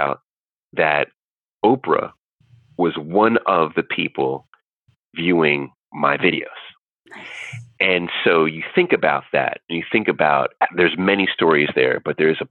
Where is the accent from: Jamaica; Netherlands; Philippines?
Jamaica; I'm Jamaican